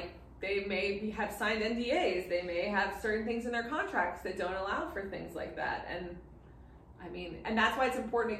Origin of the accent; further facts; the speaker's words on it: Miami, Florida, United States; I grew up in Miami